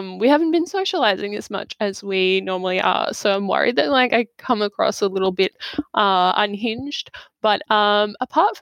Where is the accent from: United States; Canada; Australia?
Australia; I grew up in Australia.